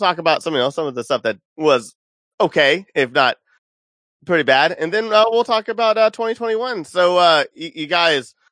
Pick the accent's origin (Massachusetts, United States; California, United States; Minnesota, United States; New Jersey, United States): California, United States; We're all from California.